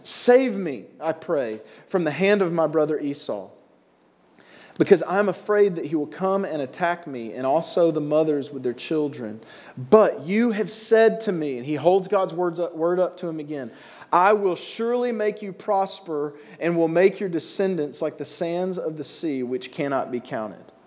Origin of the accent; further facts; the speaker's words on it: Alabama, United States; now in New York, United States; I grew up in Alabama. You can probably hear it coming out of my mouth a little bit. I'm not from around here.